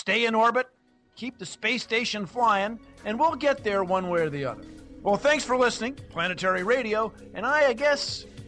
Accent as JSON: {"language": "English", "country": "United States", "said": "I'm from the United States"}